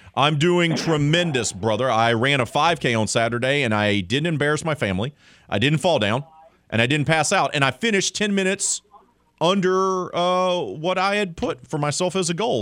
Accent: Mobile, Alabama, United States; I'm from Mobile

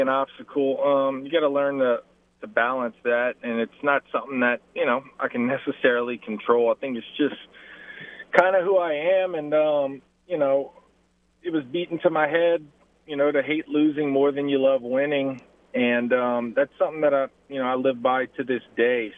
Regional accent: Lafayette, Louisiana, United States; my hometown where I grew up

